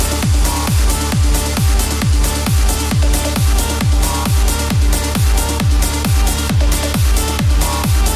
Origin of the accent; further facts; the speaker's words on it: Scotland, United Kingdom; accent: Scottish; I'm more Scottish